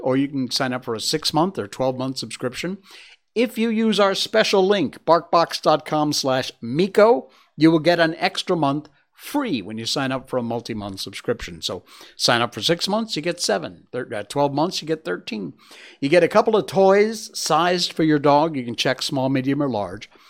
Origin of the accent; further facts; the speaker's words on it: Cornwall, Connecticut, United States; also born or lived in Torrington, Connecticut; My hometown's actually Cornwall, Connecticut